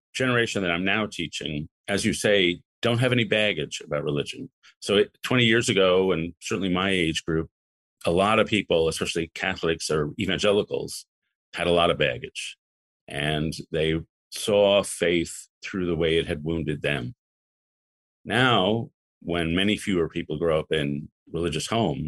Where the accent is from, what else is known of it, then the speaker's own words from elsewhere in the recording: New York City, New York, United States; also born or lived in Chicago; I grew up in Lower Manhattan